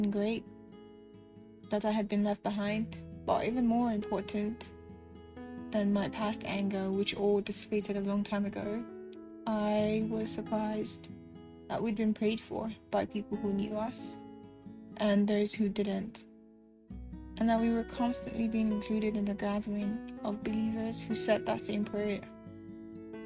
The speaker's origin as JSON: {"language": "English", "country": "Nigeria", "moved": "as an adult", "said": "I was away from Nigeria for the first time in my life, and I was basically alone in a new country"}